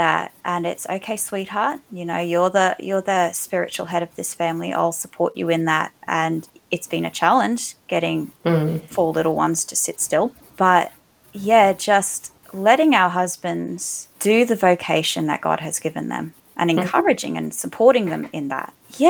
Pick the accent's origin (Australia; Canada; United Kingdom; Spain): Australia; like the ultimate joy of being Australian is snags at Bunnings.